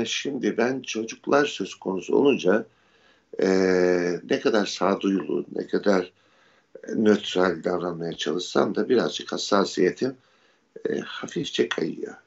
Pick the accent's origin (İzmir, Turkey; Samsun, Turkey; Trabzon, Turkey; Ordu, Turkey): Ordu, Turkey; benim doğup büyüdüğüm ev bir tesadüf eseri e, eski bir Rum